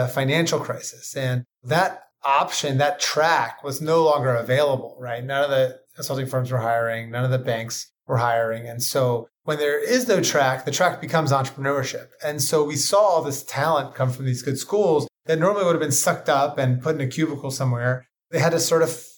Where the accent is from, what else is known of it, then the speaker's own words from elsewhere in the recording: Ocean City, Maryland, United States; moved away as an adult; also born or lived in New Hampshire / Italy / New York; I'm from Ocean City, Maryland. It's a small mid-Atlantic beach resort, cotton candy, funnel cakes, roller coaster rides, haunted houses. Grew up surfing